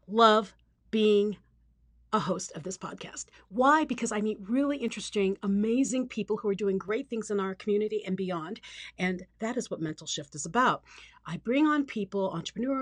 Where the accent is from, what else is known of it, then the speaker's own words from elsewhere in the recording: Philippines; moved away; I grew up in the Philippines